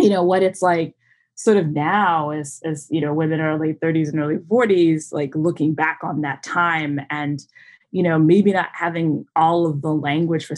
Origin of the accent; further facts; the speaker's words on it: Southern Virginia, United States; also born or lived in New England; a chunk of my life was spent a little bit in the Northeast New England area. My dad was finishing school and we made our way down south and grew up in Southern Virginia